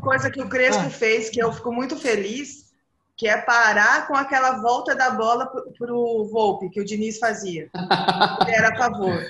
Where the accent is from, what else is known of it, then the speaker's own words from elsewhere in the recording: São Carlos, São Paulo, Brazil; Eu sou de São Carlos